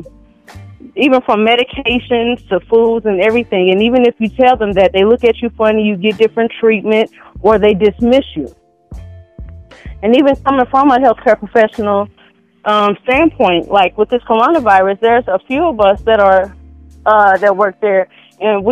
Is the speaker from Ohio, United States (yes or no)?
no; St. Louis, Missouri, United States; I'm from St. Louis.